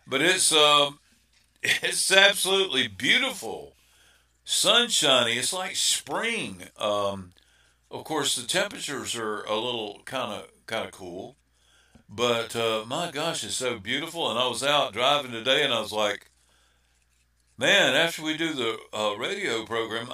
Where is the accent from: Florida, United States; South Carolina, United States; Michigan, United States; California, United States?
South Carolina, United States; Spartanburg; accent: Spartanburg, South Carolina; my native tongue of Spartanburg, South Carolina. We have our own language